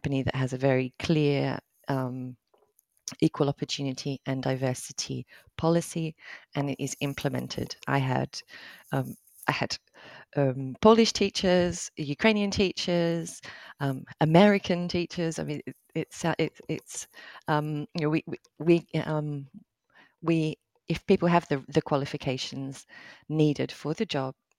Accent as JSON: {"language": "English", "country": "Australia", "moved": "yes", "said": "I'm Australian"}